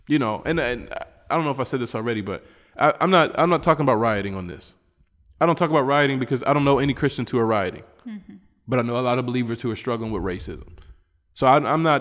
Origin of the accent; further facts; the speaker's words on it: West Virginia, United States; moved away; a black American guy from West Virginia